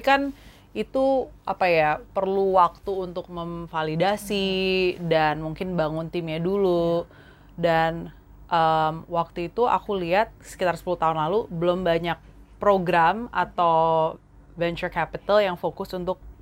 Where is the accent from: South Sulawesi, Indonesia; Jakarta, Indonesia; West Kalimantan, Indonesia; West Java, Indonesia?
Jakarta, Indonesia; also born or lived in Singapore / United States; aku uh, lahirnya di Jakarta. hmm. Jadi asli dari sini, keluarga aku di sini. Terus kebanyakan besar di Jakarta juga